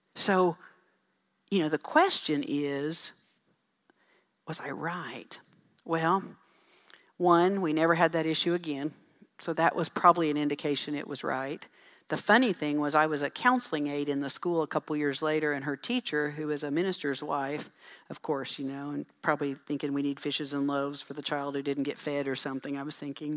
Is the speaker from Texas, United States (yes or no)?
yes; Dell City, Texas, United States; I grew up in Dell City